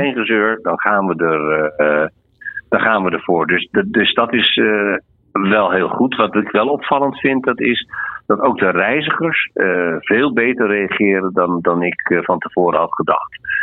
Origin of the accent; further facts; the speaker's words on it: Netherlands; We zijn Nederlanders.